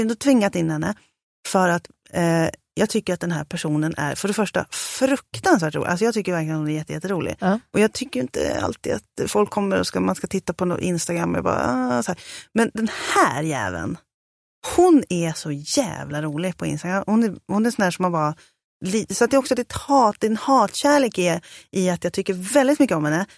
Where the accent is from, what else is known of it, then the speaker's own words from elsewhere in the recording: Sörmland, Södermanland, Sweden; also born or lived in Valla; now in Stockholm, Sweden; jag är från Sörmland